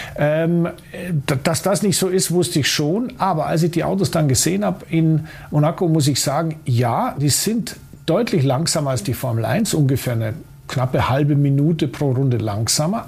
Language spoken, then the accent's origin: German; Munich, Bavaria, Germany; als Münchner ist man durchaus in der Lage, der österreichischen Sprache zu folgen